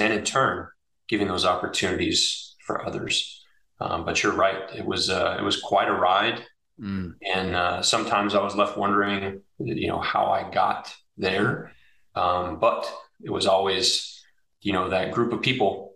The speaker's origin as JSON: {"language": "English", "town": "Oak Harbor", "region": "Washington", "country": "United States", "tie": "born or raised there", "moved": "yes", "said": "I was born and raised in Oak Harbor, Washington"}